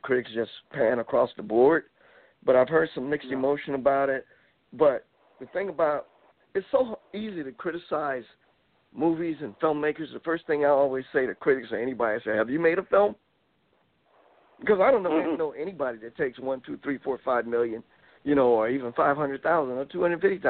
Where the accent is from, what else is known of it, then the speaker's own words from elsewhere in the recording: the South, United States; I'm from the South